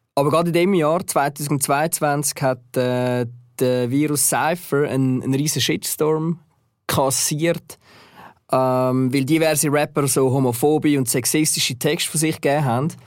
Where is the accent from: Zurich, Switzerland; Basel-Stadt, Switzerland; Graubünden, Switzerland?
Zurich, Switzerland; ich bin dann auch in Zürich aufgewachsen